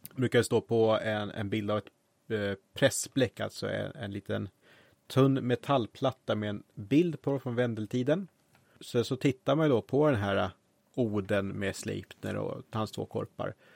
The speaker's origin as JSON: {"language": "Swedish", "area": "Roslagen", "region": "Stockholm County", "country": "Sweden", "tie": "born or raised there", "said": "i mina hemtrakter Öster i Roslagen finns det ett Harg"}